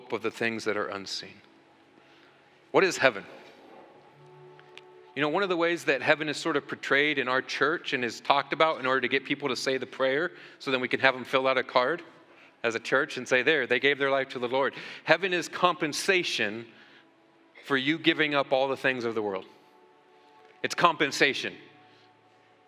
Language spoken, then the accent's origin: English; United States; here in America, we beg God as American Christians all the time